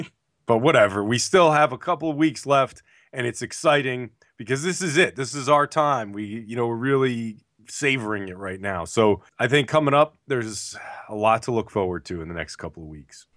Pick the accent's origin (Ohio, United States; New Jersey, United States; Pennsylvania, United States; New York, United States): New Jersey, United States; I'm from Jersey